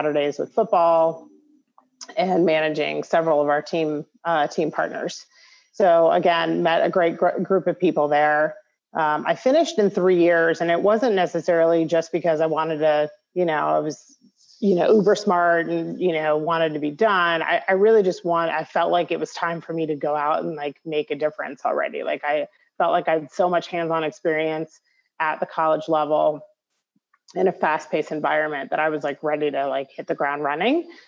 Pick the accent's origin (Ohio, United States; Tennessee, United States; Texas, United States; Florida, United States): Florida, United States; Tampa; also born or lived in upstate New York / Miami, Florida; now in Las Vegas, United States; I was born in upstate New York, but when I was six, we moved to Tampa, Florida. So I grew up in Florida.